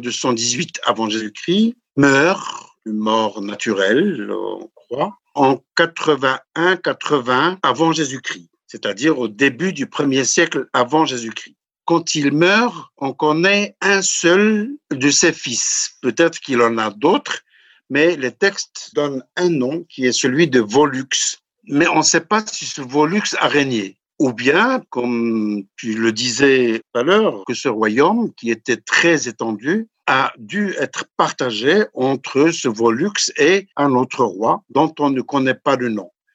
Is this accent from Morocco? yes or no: yes; High Atlas, Morocco; je suis du Haut Atlas